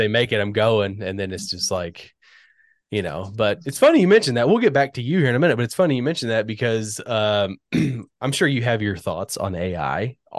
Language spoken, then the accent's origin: English; Northern Virginia, United States; moved away; I grew up in Northern Virginia